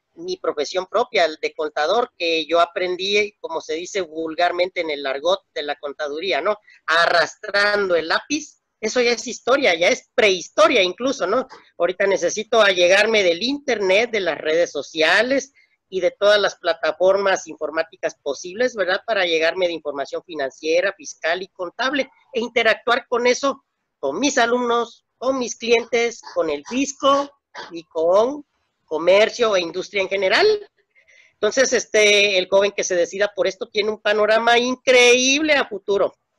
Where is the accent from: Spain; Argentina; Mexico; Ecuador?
Mexico; also born or lived in Tapachula, Chiapas; Somos vecinos de Estados Unidos